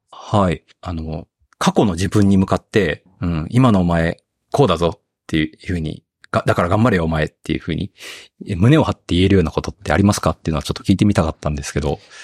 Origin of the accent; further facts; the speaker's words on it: Okayama, Japan; moved away as an adult; also born or lived in Tokyo; 地元の岡山に戻りたい